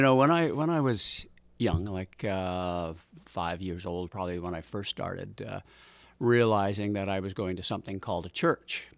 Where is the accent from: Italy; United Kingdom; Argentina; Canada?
Canada; North Vancouver, British Columbia; also born or lived in Richmond, British Columbia; we came back to North Vancouver. Uh, I resumed going back to North Van High